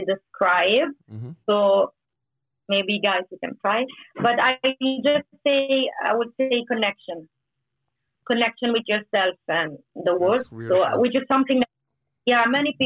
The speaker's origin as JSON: {"language": "English", "region": "Sardinia", "country": "Italy", "said": "I belong to a region that is called Sardinia, which is in the center of Mediterranean"}